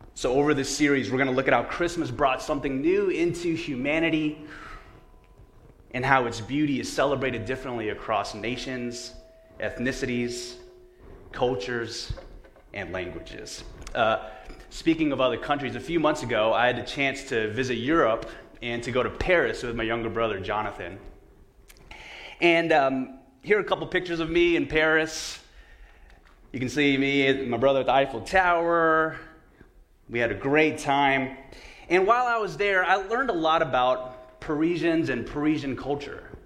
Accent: São Paulo, Brazil; moved away; Growing up in a small town of the state of Sao Paulo in Brazil

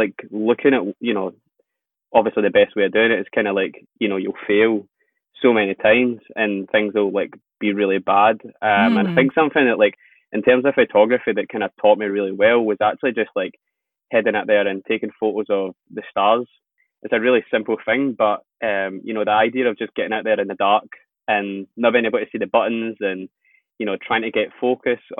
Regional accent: Scotland, United Kingdom; growing up in Scotland

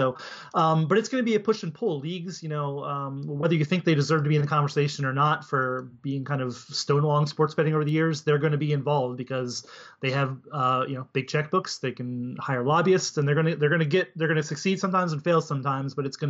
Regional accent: Pennsylvania, United States; moved away; also born or lived in Washington, District of Columbia, United States; I used to live in DC, and it was very rural. I know people who are. It's beautiful country. I'm from Pennsylvania originally

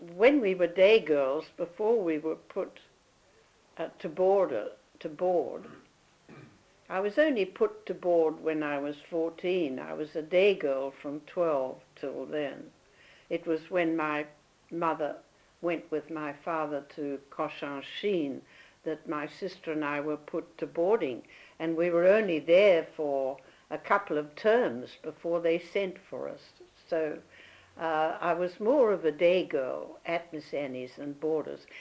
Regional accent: Perth, Western Australia, Australia; also born or lived in Melbourne; we spent about six months with Granny at uh, Richardson Avenue

